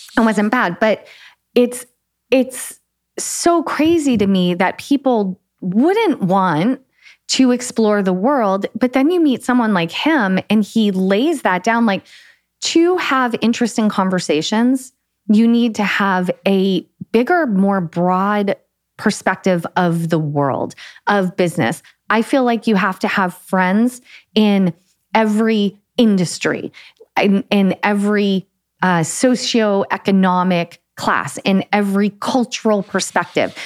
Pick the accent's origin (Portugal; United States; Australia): United States; New England; moved away as an adult; also born or lived in small town near Atlanta, Georgia; now in Florence, Italy; growing up in New England, uh, it's very it doesn't seem multicultural, but it's multicultural